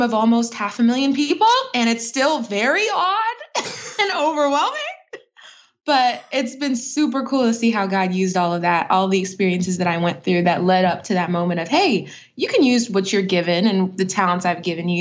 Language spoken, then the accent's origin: English; Atlanta, Georgia, United States; also born or lived in Brooklyn, New York; I'm from Atlanta, Georgia. I was originally from Brooklyn, New York, and moved to Georgia when I was very young.